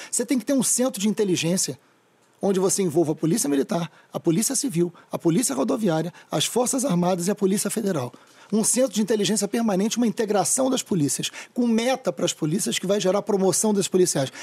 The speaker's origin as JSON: {"language": "Portuguese", "town": "Niterói", "region": "Rio de Janeiro", "country": "Brazil", "tie": "born or raised there", "also_born_or_lived": "São Gonçalo", "said": "Eu nasci em São Gonçalo e me mudei para o Fonsequistão, né, para o Fonseca, o lugar que eu amo de paixão, aos três anos. Vivi no Fonseca até os 40."}